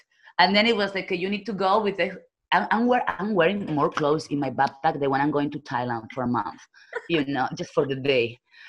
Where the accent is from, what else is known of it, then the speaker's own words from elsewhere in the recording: Barcelona, Catalonia, Spain; also born or lived in China; now in Prague, Czech Republic; I'm from Barcelona, and right now I'm living in Prague.